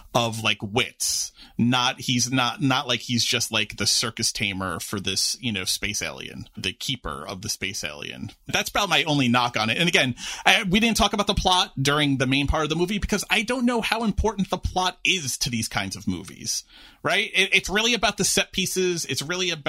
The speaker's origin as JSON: {"language": "English", "town": "New York City", "region": "New York", "country": "United States", "tie": "born or raised there", "said": "I'm a lifelong New York resident growing up in New York City"}